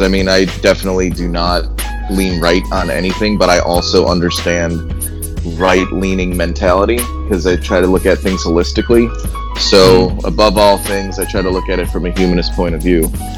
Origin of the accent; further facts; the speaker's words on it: Austin, Texas, United States; also born or lived in Chicago; Howdy, y'all. … I am from Austin, Texas, by way of the south side of Chicago.